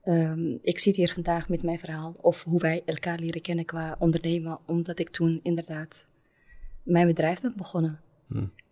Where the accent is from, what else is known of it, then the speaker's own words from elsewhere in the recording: Rotterdam, South Holland, Netherlands; accent: Belgian; Rotterdam. Daar kom ik ook vandaan. Daar komt ook mijn familie vandaan. Ik denk dat vele luisteraars mijn Belgische accent horen.